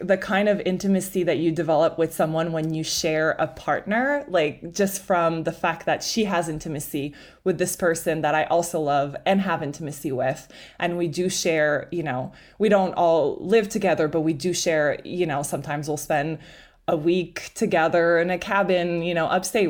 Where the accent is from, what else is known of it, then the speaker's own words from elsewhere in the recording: Montreal, Quebec, Canada; first language French; English is a second language; moved away; I'm from Montreal, like he said, French is my native language